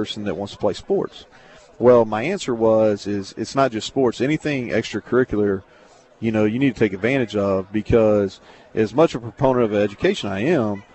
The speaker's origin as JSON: {"language": "English", "town": "Bardstown", "region": "Kentucky", "country": "United States", "tie": "born or raised there", "also_born_or_lived": "Danville, Kentucky", "said": "I grew up in Bargetown from birth to I was 12"}